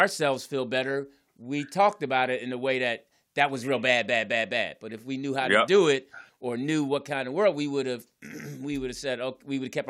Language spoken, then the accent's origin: English; Philadelphia, Pennsylvania, United States; also born or lived in New Jersey; I grew up in Philly and Jersey.